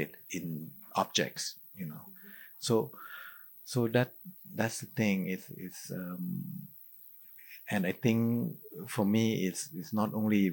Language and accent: English; Thailand; growing up in Thailand, you know, we have belief in spirit